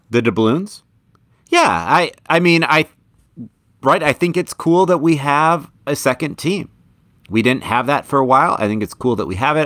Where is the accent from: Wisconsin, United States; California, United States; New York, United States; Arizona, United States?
Wisconsin, United States; Madison; I am from Madison